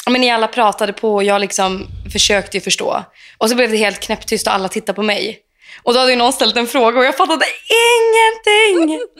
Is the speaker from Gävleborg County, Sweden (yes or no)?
yes; Gävle, Gävleborg County, Sweden; also born or lived in Örnsköldsvik / Umeå / Gothenburg / Toronto, Canada; now in Los Angeles, United States; Jag är ju då från Sverige och från Gävle och har bott i Örnsköldsvik, Umeå, Göteborg, Toronto, Kanada och nu i LA.